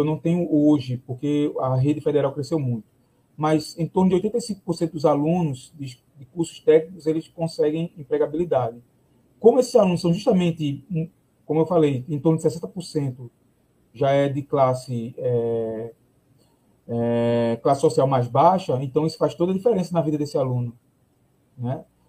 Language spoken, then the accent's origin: Portuguese; Palmares, Pernambuco, Brazil; eu sou de Palmares